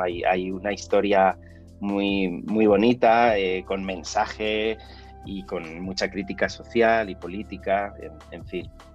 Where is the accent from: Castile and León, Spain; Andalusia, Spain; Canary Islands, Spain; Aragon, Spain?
Aragon, Spain; Huesca; moved away as an adult; also born or lived in Zaragoza; now in Madrid, Spain; aragonés, soy de Huesca